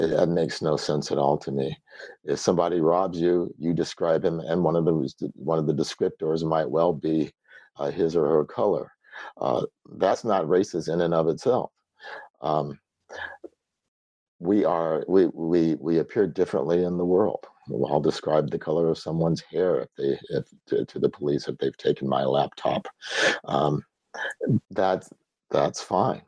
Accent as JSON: {"language": "English", "region": "the South", "country": "United States", "tie": "born or raised there", "said": "I grew up in the South, and everybody's mixed"}